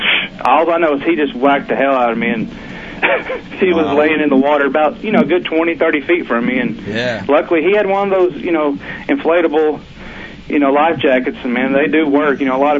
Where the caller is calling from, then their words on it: Oklahoma, United States; from Oklahoma.